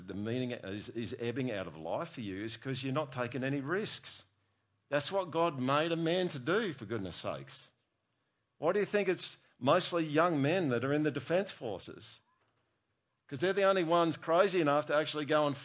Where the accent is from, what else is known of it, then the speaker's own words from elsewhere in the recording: Australia; as an Australian